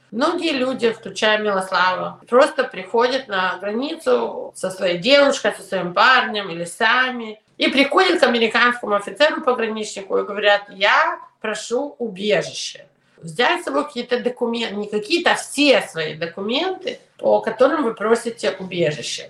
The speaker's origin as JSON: {"language": "Russian", "region": "New York", "country": "United States", "tie": "born or raised there", "also_born_or_lived": "Ukraine / Soviet Union", "said": "я еще выросла в Нью-Йорке и училась в ужасной школе"}